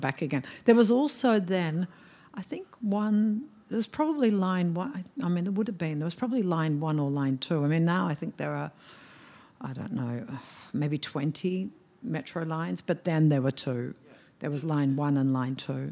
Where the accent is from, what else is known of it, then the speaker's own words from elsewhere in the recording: Melbourne, Victoria, Australia; moved away as an adult; also born or lived in Hong Kong / Shanghai; I come from Melbourne